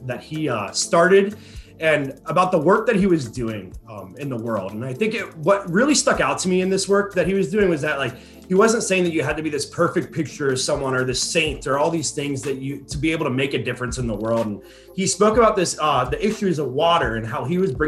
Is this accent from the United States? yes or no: yes; Boone, North Carolina, United States; now in Houston, United States; my hometown, Boone, North Carolina